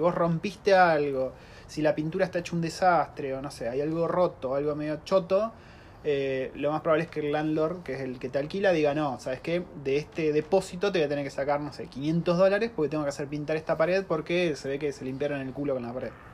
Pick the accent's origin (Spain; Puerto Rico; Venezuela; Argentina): Argentina; now in New Zealand; una familia argentina viviendo en Nueva Zelanda ya hace tres años